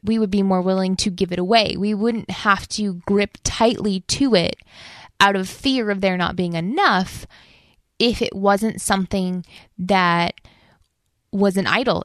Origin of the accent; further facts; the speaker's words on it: United States; our values as an American with our values as a Christian